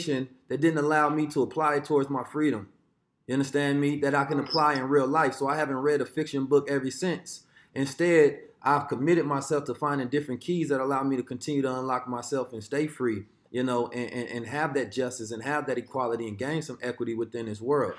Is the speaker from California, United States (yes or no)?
yes; Oakland, California, United States; I grew up in Oakland, California